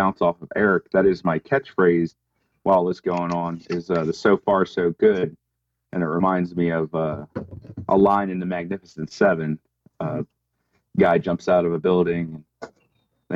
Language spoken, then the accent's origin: English; Cecil County, Maryland, United States; also born or lived in Utah; We moved back when I was very young, so I consider Maryland home, and that's where I reside. I bought a house in my hometown